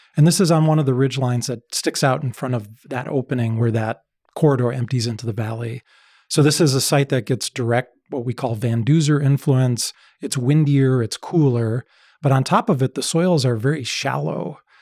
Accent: outside Chicago, Illinois, United States; so I grew up outside Chicago.

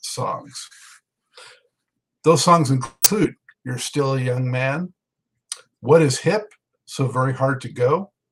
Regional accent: Los Angeles, California, United States; now in Charlotte, United States; I was born and raised in Los Angeles. I'm in Charlotte now

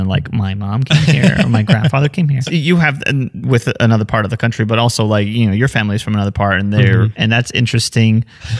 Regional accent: Los Angeles, California, United States; born or raised there

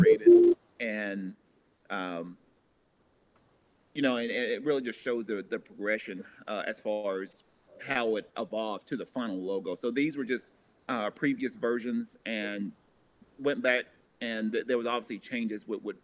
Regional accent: Tennessee, United States; moved away; a school back in my hometown in Tennessee

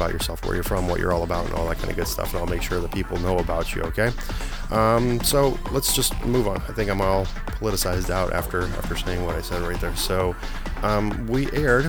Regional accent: Poland; moved away; I was born in Poland

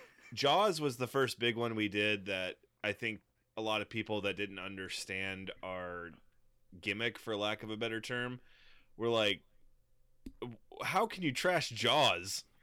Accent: Texas, United States; born or raised there

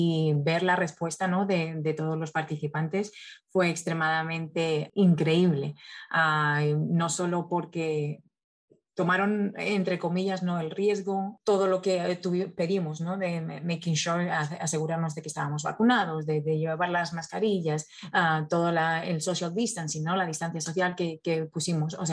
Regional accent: Valencia, Valencian Community, Spain; now in United States; soy ah, de España, de Valencia, llegué a Estados Unidos hace casi 14 años.

